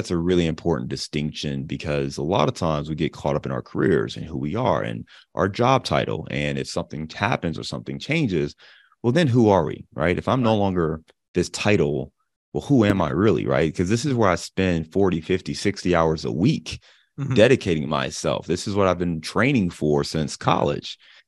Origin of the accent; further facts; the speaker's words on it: Cleveland, Ohio, United States; also born or lived in Dayton, Ohio / Detroit / Chicago; now in Cincinnati, United States; I live in Cincinnati, Ohio. But as you alluded to, I am born and raised in Cleveland, Ohio. So that's where I'm from. That's always home. But I've lived all over the Midwest.